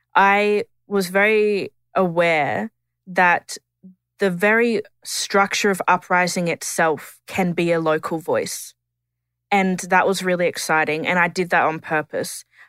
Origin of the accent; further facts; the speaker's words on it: Tiwi, Northern Territory, Australia; I'm a Gullambringan Dungalaba Tiwi woman